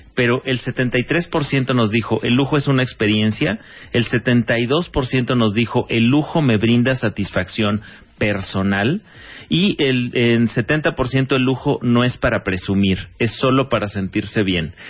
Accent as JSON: {"language": "Spanish", "country": "Mexico", "said": "nuestro país"}